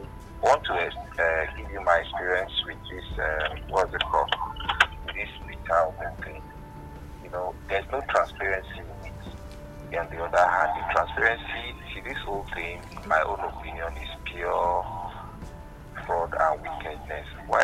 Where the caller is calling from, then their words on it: Abuja, Federal Capital Territory, Nigeria; I'm calling from Kurubi in Abuja.